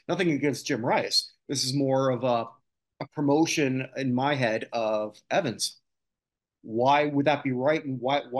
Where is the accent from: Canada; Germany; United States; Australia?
Canada; as a Canadian, that's obviously something in my wheelhouse